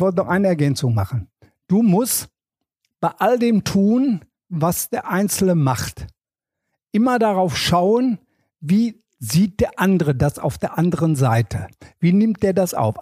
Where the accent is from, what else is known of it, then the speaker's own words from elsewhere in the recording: Herne, North Rhine-Westphalia, Germany; Ich komme ja aus dem Kohlenpott. Ich komme also aus Wanne-Eickel.